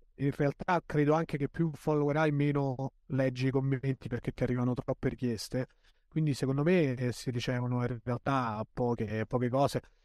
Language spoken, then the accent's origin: Italian; L'Aquila, Abruzzo, Italy; Io sono cresciuto all'Aquila